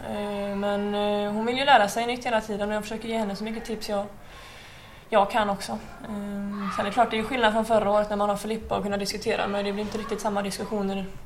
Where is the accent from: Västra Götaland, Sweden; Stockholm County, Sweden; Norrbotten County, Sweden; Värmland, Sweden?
Västra Götaland, Sweden; Uddevalla; moved away; Jag flyttade väldigt tidigt från ehm, Uddevalla och Kropps.